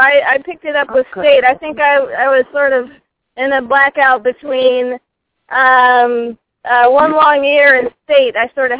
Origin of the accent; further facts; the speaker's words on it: Dayton, Ohio, United States; now in Denver, United States; I was born in Dayton, Ohio, the birthplace of aviation, and I now reside in Denver, Colorado. I've been there for 20 years.